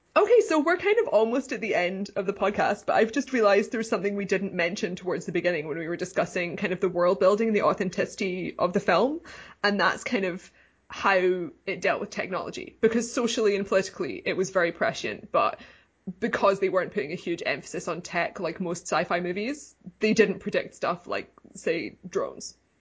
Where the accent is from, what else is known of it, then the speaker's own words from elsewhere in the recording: Scotland, United Kingdom; I grew up in Scotland